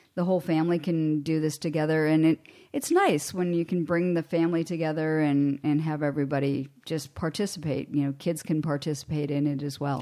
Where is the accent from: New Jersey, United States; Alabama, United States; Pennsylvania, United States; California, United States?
Pennsylvania, United States; Hermitage; I grew up in Western Pennsylvania